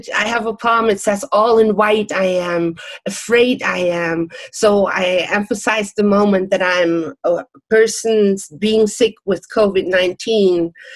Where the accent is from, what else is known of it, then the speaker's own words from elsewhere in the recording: Germany; English is a second language; moved away; also born or lived in Czech Republic / Miami Beach, United States; I'm born in Czech Republic, but I never went to school in Czech Republic. I grew up in Germany